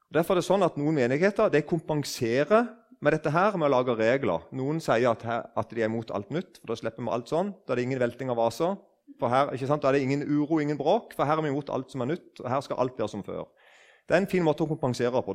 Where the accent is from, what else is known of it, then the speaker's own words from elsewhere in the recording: Eiken, Agder, Norway; Jeg husker da jeg var liten, og det var noen nykristne som vitna på bedehuset hjemme i Eiken.